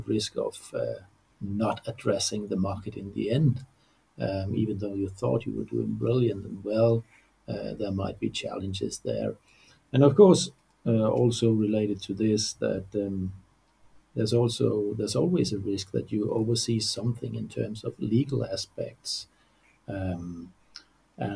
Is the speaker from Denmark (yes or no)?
yes; Odense, Southern Denmark, Denmark; I am born right here in Odense, in the center of Denmark